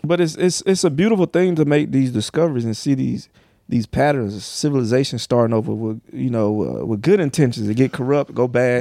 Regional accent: the South, United States; I'm from the South

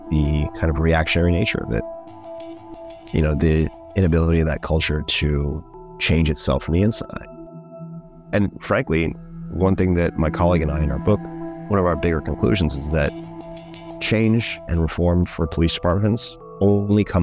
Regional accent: Oakland, California, United States; I'm from West Oakland. I won't pick a fight, but I ain't running from none.

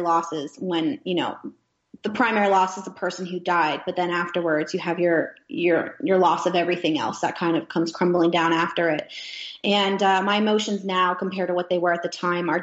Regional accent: Gettysburg, Pennsylvania, United States; moved away as an adult; also born or lived in Alaska; My hometown, which is Gettysburg, Pennsylvania, they're very patriotic there

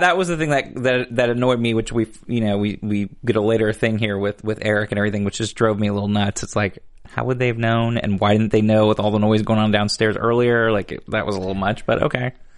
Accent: Chicago, Illinois, United States; moved away; I was born in Chicago

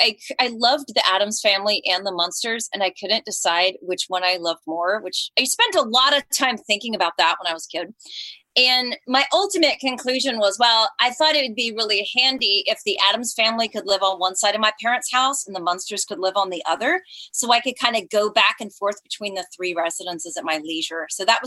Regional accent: Colleyville, Texas, United States; also born or lived in Fort Worth; I was born in Fort Worth. So my brother and I, we lived around the corner from Blue Bonnet Hills Cemetery in Colleyville, Texas, which looks absolutely nothing today like it did when I was a little girl.

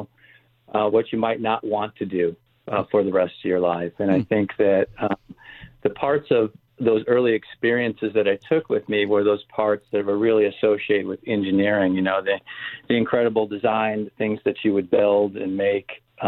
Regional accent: Northwest Indiana, United States; When I grew up, I grew up in Northwest Indiana.

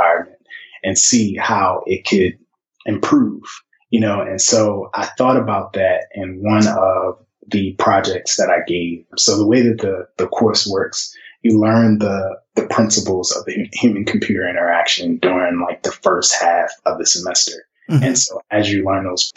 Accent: Baltimore, Maryland, United States; I grew up in Baltimore City, and I grew up not too far from Morgan State University, where I later went to school

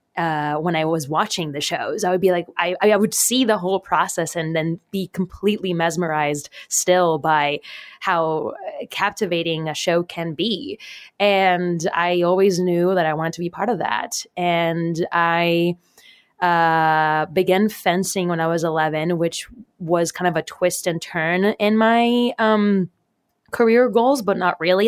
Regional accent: Puerto Rico; I was born and raised in Puerto Rico

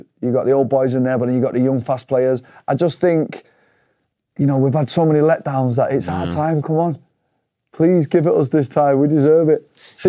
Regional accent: England, United Kingdom; we're English.

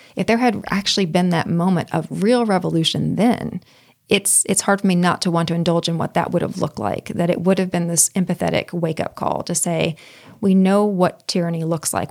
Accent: Pine Bluff, Arkansas, United States; Pine Bluff, Arkansas, where I grew up

